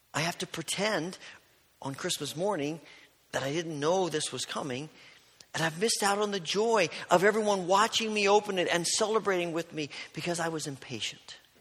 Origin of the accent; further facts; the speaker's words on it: southern Indiana, United States; also born or lived in Kentucky; growing up in Indiana, southern Indiana